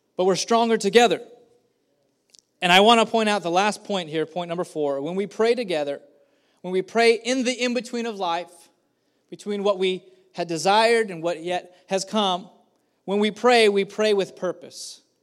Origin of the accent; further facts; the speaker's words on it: Madera, California, United States; also born or lived in Kerman, California; I grew up here in Madera at, starting at the age of eleven. We had moved from the beautiful, beautiful, uh, metroplex of Kerman, and we moved here.